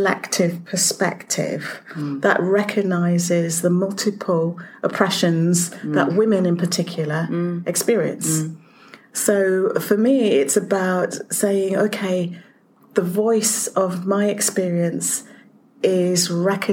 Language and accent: English; Leeds, Yorkshire and the Humber, United Kingdom; I'm from Yorkshire.